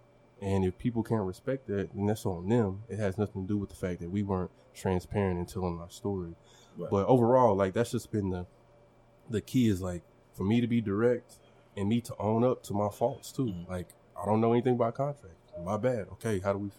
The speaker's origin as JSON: {"language": "English", "town": "Longview", "region": "Texas", "country": "United States", "tie": "born or raised there", "also_born_or_lived": "Oklahoma", "moved": "as an adult", "lives_now": "Tulsa, United States", "said": "the similarities I see between my hometown of Longview, Texas and Tulsa. It's a big country city where everybody knows everybody."}